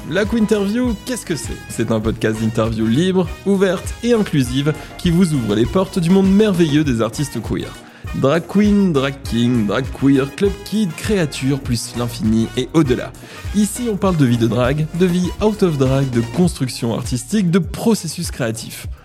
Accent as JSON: {"language": "French", "town": "Calais", "region": "Hauts-de-France", "country": "France", "tie": "born or raised there", "also_born_or_lived": "Brussels, Belgium", "moved": "yes", "said": "J'ai grandi dans le nord de la France."}